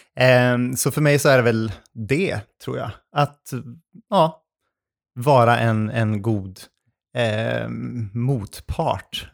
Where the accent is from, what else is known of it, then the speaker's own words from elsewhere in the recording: Arvidsjaur, Norrbotten County, Sweden; moved away as an adult; also born or lived in Umeå; now in Gothenburg, Sweden; jag kommer ju från Arvidsjaur